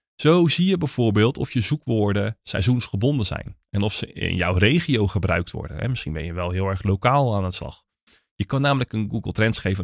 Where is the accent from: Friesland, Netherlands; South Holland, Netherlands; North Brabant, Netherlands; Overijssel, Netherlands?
South Holland, Netherlands; Naaldwijk; ik kom uit Naaldwijk, maar dat is onderdeel van het Westland